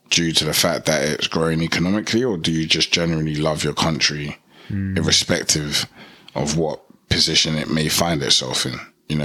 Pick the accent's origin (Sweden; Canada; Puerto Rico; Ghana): Ghana; Like, I'm from Ghana, but that doesn't mean I don't have a connection with my Nigerian brothers and sisters.